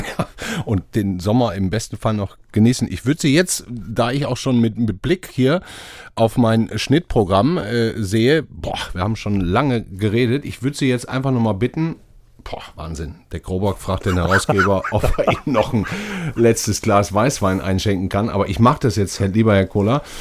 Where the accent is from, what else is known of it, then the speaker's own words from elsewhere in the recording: Ruhr area, North Rhine-Westphalia, Germany; moved away; ich komme ja nicht aus Franken wie Sie, sondern aus dem Ruhrgebiet